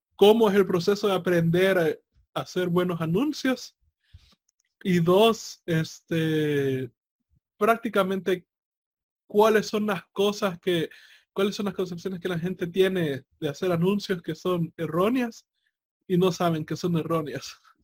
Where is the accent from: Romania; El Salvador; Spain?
El Salvador; en mi país que es bastante pequeño, ¿verdad? El Salvador es bastante pequeño